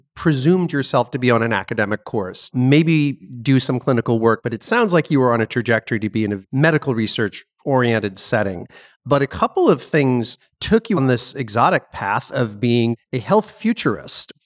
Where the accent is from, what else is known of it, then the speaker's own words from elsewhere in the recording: Connecticut, United States; I grew up in Connecticut